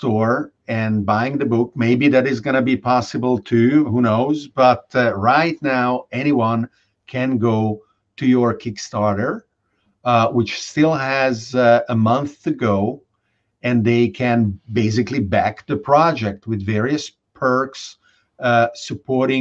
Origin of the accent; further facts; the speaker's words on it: Budapest, Hungary; moved away; I grew up in Budapest